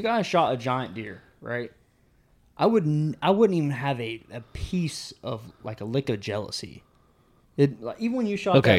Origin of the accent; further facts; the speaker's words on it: Florida, United States; also born or lived in West Virginia; Yes, because I'm from Florida.